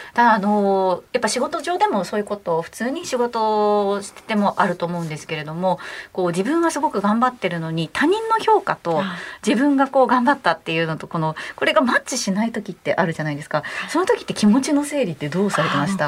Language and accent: Japanese; Okayama, Japan; その、地元が岡山の方なんですけれども